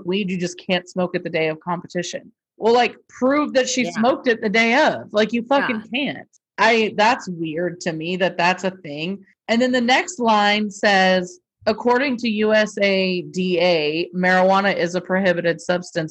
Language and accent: English; United States; I'm an American